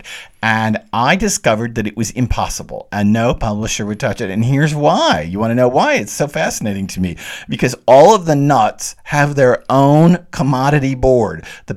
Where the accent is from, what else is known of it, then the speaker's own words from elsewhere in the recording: the South, United States; I'm the Southerner